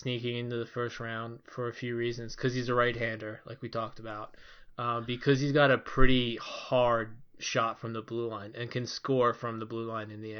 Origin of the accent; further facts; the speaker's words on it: Philadelphia, Pennsylvania, United States; And since I was born raised in Philadelphia and also until the Chuck Fletcher era, a pretty big Flyers fan, that definitely makes sense to me.